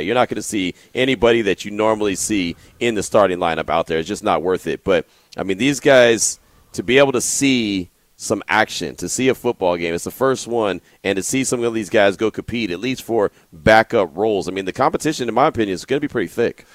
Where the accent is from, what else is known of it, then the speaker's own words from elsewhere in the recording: the Bay Area, California, United States; growing up in the Bay